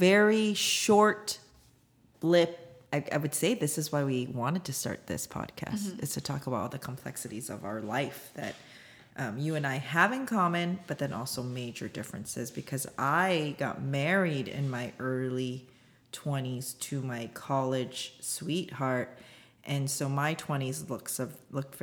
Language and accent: English; United States; also born or lived in South Korea; we immigrated here when I was one in the early 80s.